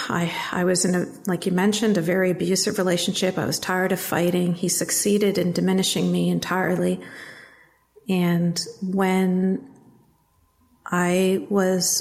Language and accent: English; Canada; I was born and raised in Canada